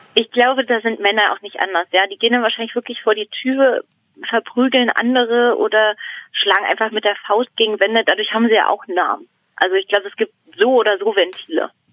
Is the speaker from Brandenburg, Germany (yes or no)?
yes; Brandenburg an der Havel, Brandenburg, Germany; moved away as an adult; now in Berlin, Germany; ich komme aus Brandenburg, eigentlich. Also aus dem Land Brandenburg und äh, eigentlich auch aus der Stadt, also Brandenburg an der Havel